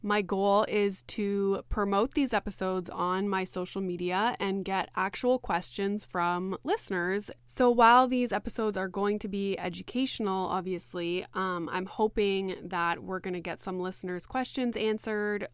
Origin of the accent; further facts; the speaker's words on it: Canada; also born or lived in Greater Toronto Area; I am Canadian.